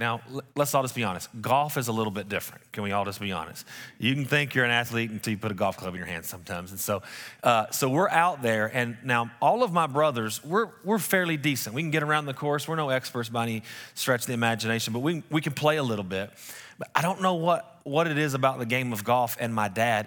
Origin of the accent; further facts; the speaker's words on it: West Texas, United States; we're from West Texas.